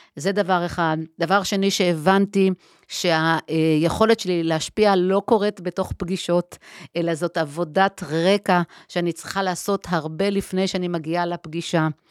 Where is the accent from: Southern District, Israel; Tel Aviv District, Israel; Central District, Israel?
Tel Aviv District, Israel; Herzliya; אז אני גדלתי בהרצליה, במרכז הארץ